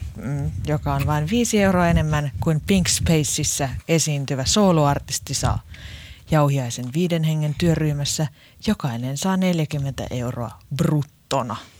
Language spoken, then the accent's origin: Finnish; Lahti, Päijät-Häme, Finland; niin kuin meillä Lahdessa päin sanotaan